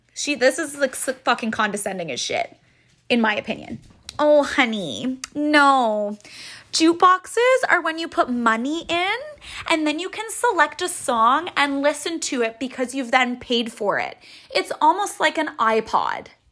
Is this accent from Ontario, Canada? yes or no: yes; Ottawa, Ontario, Canada; now in Kingston, Canada; I'm from Ottawa